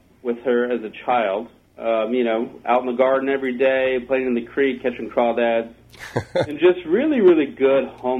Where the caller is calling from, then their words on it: Nashville, Tennessee, United States; I'm calling from Nashville, Tennessee.